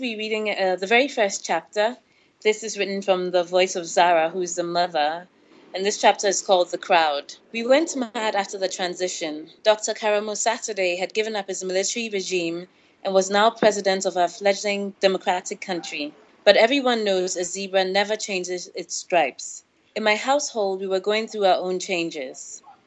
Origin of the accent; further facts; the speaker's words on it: Ghana; also born or lived in Senegal; growing up in West Africa